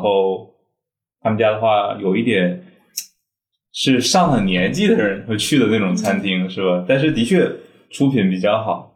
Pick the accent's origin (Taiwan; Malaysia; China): China; Northeast China; moved away as an adult; now in St. Louis, United States; 我是东北人嘛，我可能嗯。喜欢吃东北菜